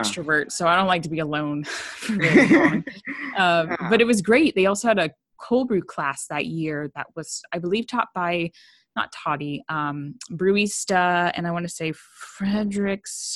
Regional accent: San Diego, California, United States; moved away as an adult; I was raised in San Diego. I went to school in San Diego.

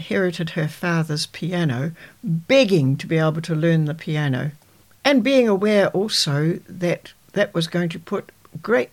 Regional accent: Dunedin, Otago, New Zealand; also born or lived in Edendale, New Zealand / Waimate, New Zealand; I was born in Dunedin. My father was promoted station master at Edendale shortly after. I started school in Dunedin

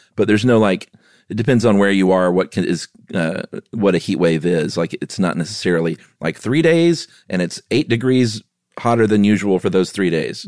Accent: the South, United States; also born or lived in Los Angeles; I grew up in the South

